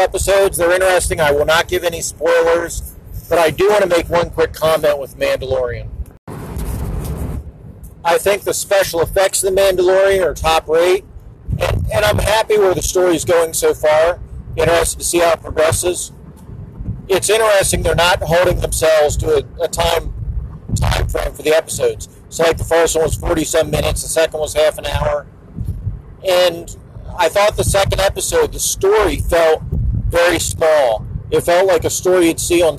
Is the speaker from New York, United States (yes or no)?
no; Wilmington, Delaware, United States; I grew up in the Wilmington, Delaware area.